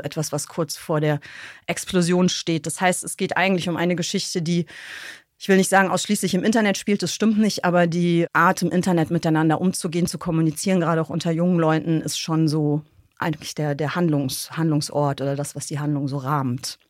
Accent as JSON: {"language": "German", "town": "Bonn", "region": "North Rhine-Westphalia", "country": "Germany", "tie": "born or raised there", "said": "Und ich bin in Godesberg geboren, ich bin da aufgewachsen und bin da zur Schule gegangen"}